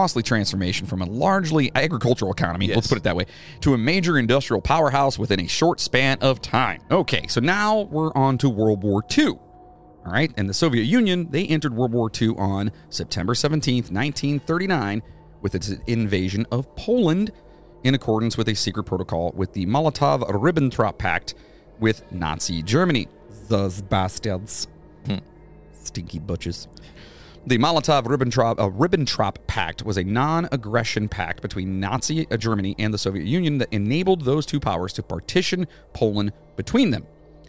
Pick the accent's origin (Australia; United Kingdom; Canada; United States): United Kingdom; England; I'm English as shit, which means you're a lot of English, too.